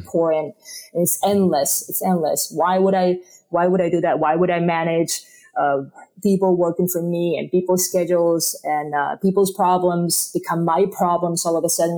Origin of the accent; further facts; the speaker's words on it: Spain; first language Spanish; English is a second language; moved away as an adult; now in United States; I was born in Spain, and I moved to the States, you know, 20 something years ago